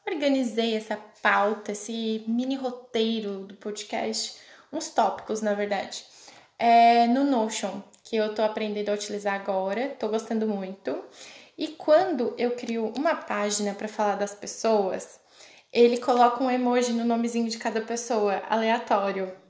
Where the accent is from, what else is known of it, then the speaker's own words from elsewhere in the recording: Cocal do Sul, Santa Catarina, Brazil; now in Oxford, United Kingdom; E eu não sou de Criciúma, fake, mas eu sou de Cocal, Cocal do Sul, do ladinho de Criciúma. Quem conhece sabe, né? E eu tenho 28 anos também, faço 29 em abril.